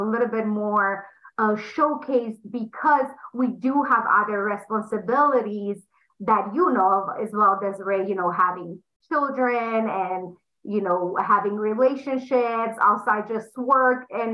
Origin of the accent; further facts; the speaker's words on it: Romania; English is a second language; moved away as an adult; now in United States; I'm sure they're going to pick up on the accent. I'm from Romania. I came to US when I was 20 years old